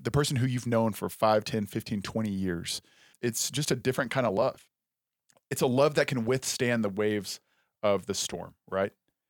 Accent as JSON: {"language": "English", "region": "Texas", "country": "United States", "said": "Texas is. But I love Texas. I'm a Texan."}